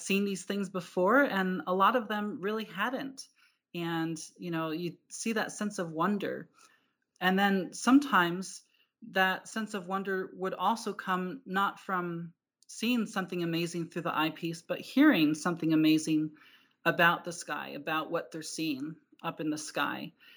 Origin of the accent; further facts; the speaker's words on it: New Jersey, United States; moved away as an adult; now in Tucson, United States; I grew up in New Jersey